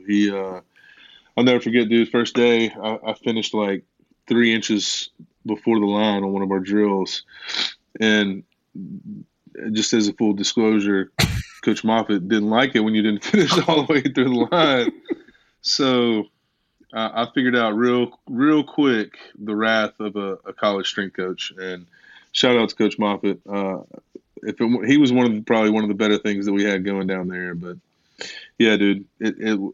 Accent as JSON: {"language": "English", "town": "West Monroe", "region": "Louisiana", "country": "United States", "said": "I came from a place in Louisiana. I'm from West Monroe, Louisiana"}